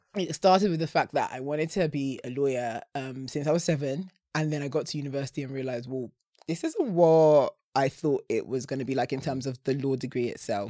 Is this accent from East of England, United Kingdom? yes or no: yes; Essex, East of England, United Kingdom; growing up in Essex